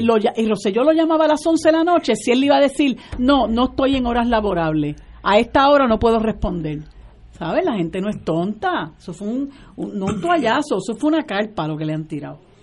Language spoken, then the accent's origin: Spanish; Puerto Rico; nosotros como puertorriqueños y puertorriqueños